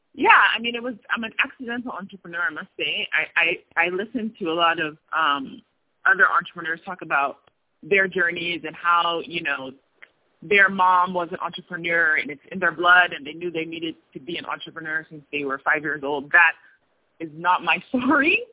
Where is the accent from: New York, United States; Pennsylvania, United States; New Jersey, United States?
New Jersey, United States; moved away as an adult; now in Tunisia; I'm from New Jersey, born in New Jersey uh, to a Ghanaian father and an Ivorian mother, um, and grew up in the States most of my life